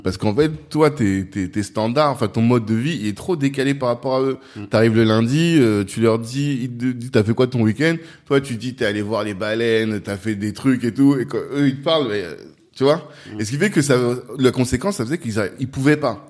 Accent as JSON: {"language": "French", "country": "France", "tie": "born or raised there", "said": "Nous qui avons grandi en France, que on est des Africains"}